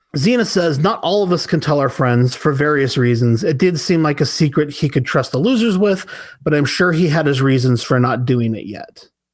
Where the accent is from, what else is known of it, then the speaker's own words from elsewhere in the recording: United States; speaking as a American citizen